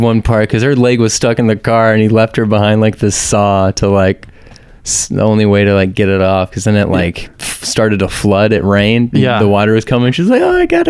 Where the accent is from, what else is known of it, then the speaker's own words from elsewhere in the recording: Wahoo, Nebraska, United States; moved away as an adult; also born or lived in Lincoln, Nebraska; now in Austin, United States; I grew up in this little town called Wahoo, Nebraska. And then I moved to Lincoln when I was 18. There's like a couple of thousand people that live in Wahoo.